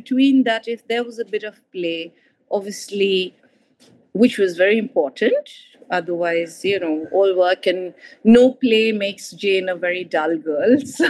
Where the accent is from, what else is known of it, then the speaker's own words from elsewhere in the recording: East India, India; moved away; I come from East India